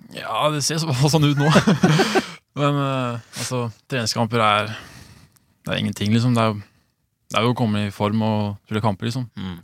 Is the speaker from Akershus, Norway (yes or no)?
no; Sandefjord, Vestfold, Norway; also born or lived in Sweden; jeg flytta hit da jeg var eh, to, så jeg har bodd her nesten hele livet.